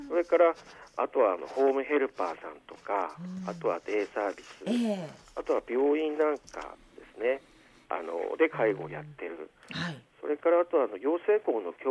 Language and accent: Japanese; Aomori, Japan; also born or lived in Tokyo; 私はあの生まれも育ちも青森市で、はい、えー、学生時代東京にちょっといたんですが、